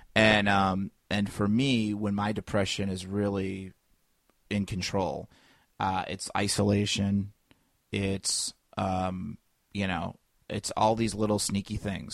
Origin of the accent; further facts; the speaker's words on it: Indiana, United States; moved away as an adult; also born or lived in Los Angeles; now in Chicago, United States; I'm from Indiana